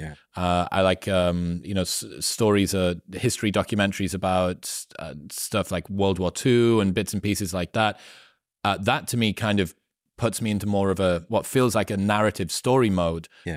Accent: Newcastle upon Tyne, North East England, United Kingdom; I'm from Newcastle in the northeast of the UK, which is the last city before Scotland.

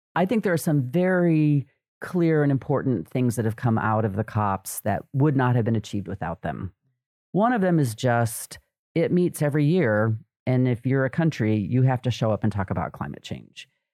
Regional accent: United States; as an American

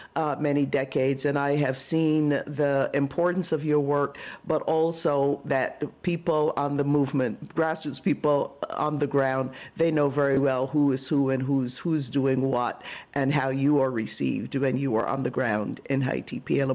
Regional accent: Barbados; also born or lived in Brooklyn, United States; now in United States; when I lived in Brooklyn before moving to California, that was the place that my family, we immigrated from Barbados to Crown Heights.

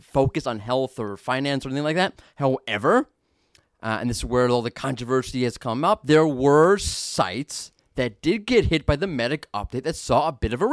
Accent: New York, United States; I'm from New York.

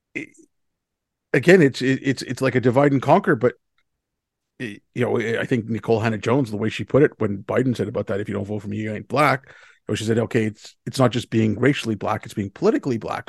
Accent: India; now in Canada; I come from India

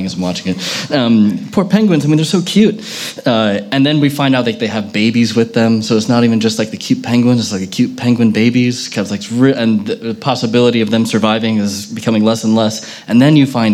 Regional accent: United States; I was born in America

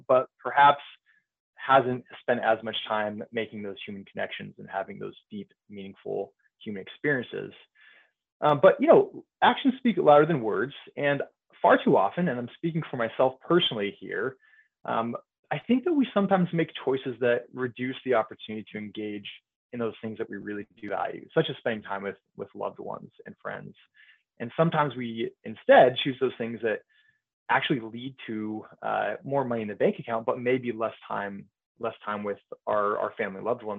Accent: Bay Area, California, United States; moved away as an adult; also born or lived in Provo, Utah / Dallas, Texas; now in Central Illinois, United States; I grew up in the Bay Area, California.

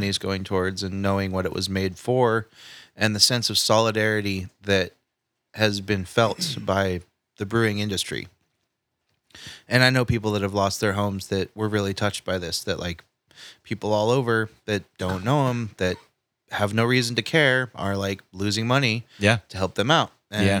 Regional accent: Paradise, California, United States; I mean, I considered Paradise my hometown.

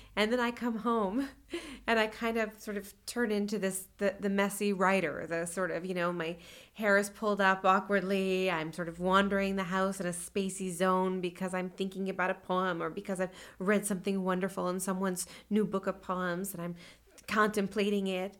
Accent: California, United States; moved away as an adult; also born or lived in Sonoma / New York City; now in Lexington, United States; I grew up in California and then spent my, uh, you know, young adult years in New York City

